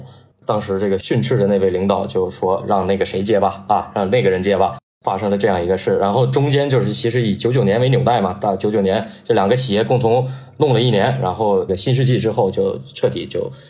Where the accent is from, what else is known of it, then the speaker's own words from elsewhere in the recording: Northeast China, China; 我是东北人嘛